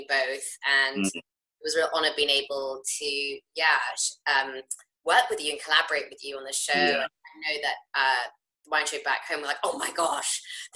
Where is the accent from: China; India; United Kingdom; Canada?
United Kingdom; England; moved away as an adult; now in United States; having always, like, grown up in England, and even though I'm half American, my mum's American